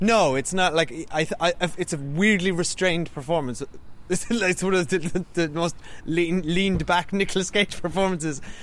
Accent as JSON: {"language": "English", "town": "Cork", "region": "Munster", "country": "Ireland", "also_born_or_lived": "Great Britain", "moved": "as an adult", "said": "we now live in uh, Cork, Ireland, um, back where we're from"}